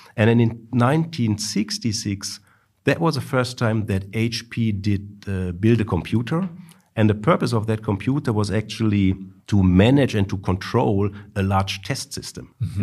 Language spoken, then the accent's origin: English; Duisburg, North Rhine-Westphalia, Germany; also born or lived in Darmstadt; now in Stuttgart, Germany; I was born in Duisburg.